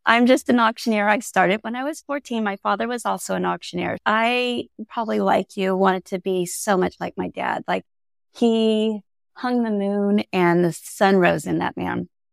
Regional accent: Central Coast of California, United States; moved away as an adult; also born or lived in Iowa; I grew up in Central Coast of California

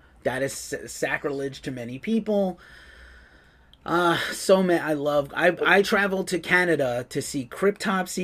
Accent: New York, United States; I'm from New York

